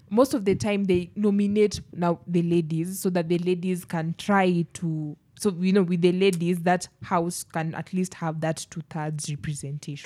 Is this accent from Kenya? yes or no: yes; Kenya; as Kenyans